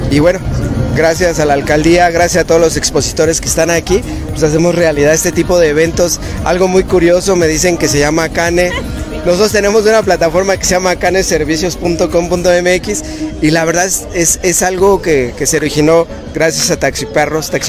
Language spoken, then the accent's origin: Spanish; Venustiano Carranza, Mexico City, Mexico; nadie es profeta de su propia tierra, yo soy de la Venustiano Carranza